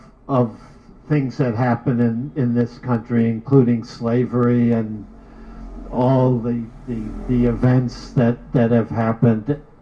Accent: New York, United States; I came from New York. But I love Oakland.

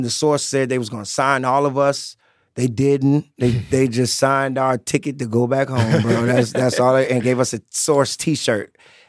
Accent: Chicago, Illinois, United States; All right, I'm from Chicago, boy.

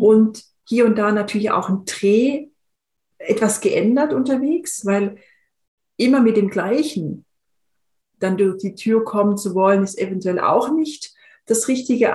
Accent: Swabia, Germany; ich bin in, in einem im Schwäbischen aufgewachsen

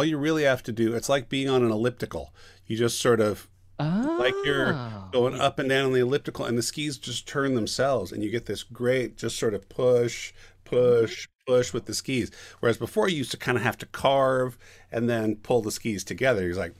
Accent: Sacramento, California, United States; also born or lived in Long Beach; now in Los Angeles, United States; I am from Sacramento.

